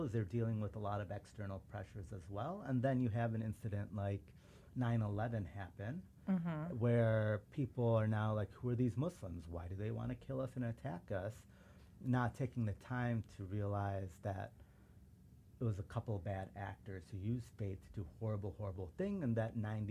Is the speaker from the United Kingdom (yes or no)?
no; Chicago, Illinois, United States; first language Urdu; English is a second language; suburban Chicago